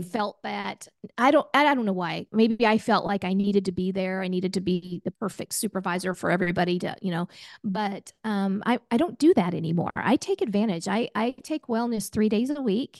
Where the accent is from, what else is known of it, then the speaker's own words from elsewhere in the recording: Oklahoma, United States; I'm a gal from Oklahoma